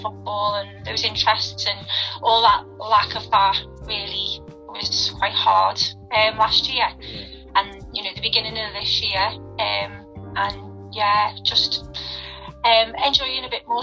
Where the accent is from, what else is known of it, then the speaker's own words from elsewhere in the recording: Liverpool, North West England, United Kingdom; I've lived here all my life. Yeah, I was born in Liverpool. All my family are from Liverpool.